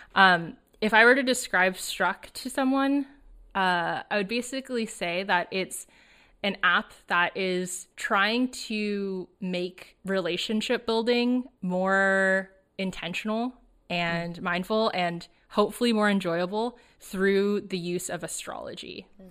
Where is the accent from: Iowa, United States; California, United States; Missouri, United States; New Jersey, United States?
California, United States; suburb of Los Angeles, Southern; I grew up in Southern California, uh, in a suburb of Los Angeles